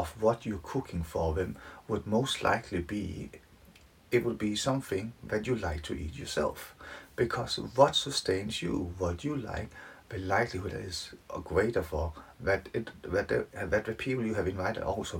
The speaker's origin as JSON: {"language": "English", "country": "Denmark", "moved": "yes", "lives_now": "Leeds, United Kingdom", "said": "I'm from Denmark, living in Leeds"}